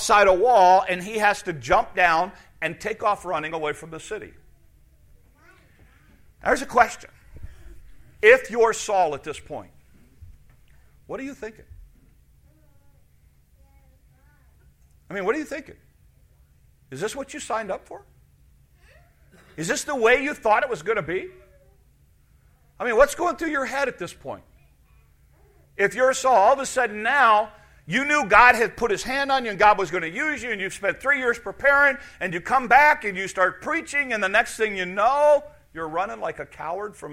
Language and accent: English; United States; As an American in 2017